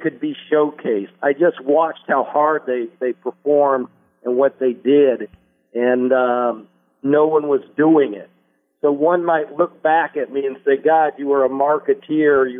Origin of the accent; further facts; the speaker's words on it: Indianapolis, Indiana, United States; moved away as an adult; now in Los Angeles, United States; my hometown of Indianapolis